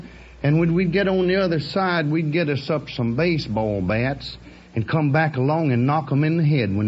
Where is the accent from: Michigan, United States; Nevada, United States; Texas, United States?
Texas, United States